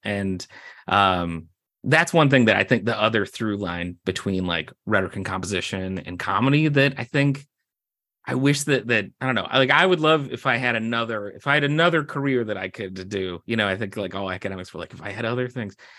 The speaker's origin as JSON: {"language": "English", "town": "Naperville", "region": "Illinois", "country": "United States", "moved": "as an adult", "lives_now": "Bowling Green, United States", "said": "I'm from Naperville, Illinois"}